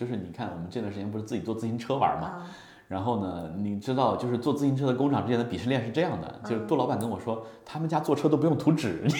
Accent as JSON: {"language": "Chinese", "region": "Hunan", "country": "China", "said": "我也是湖南人，"}